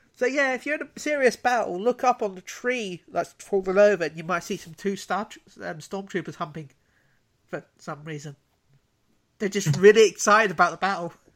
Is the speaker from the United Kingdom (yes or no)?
yes; United Kingdom; I'm British